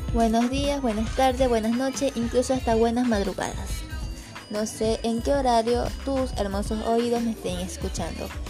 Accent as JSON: {"language": "Spanish", "country": "Ecuador", "said": "soy de Ecuador"}